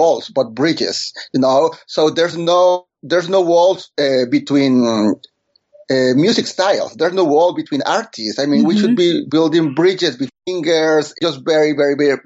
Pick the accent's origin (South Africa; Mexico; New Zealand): Mexico; Monterrey, Nuevo León; first language Spanish; English is a second language; moved away as an adult; now in New York City, United States; I am from Monterrey, Mexico, born and raised